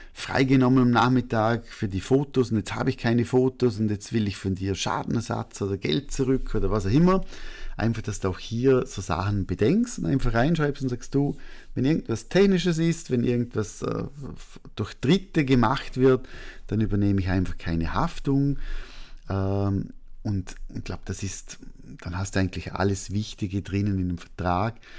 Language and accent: German; Austria; als Österreicher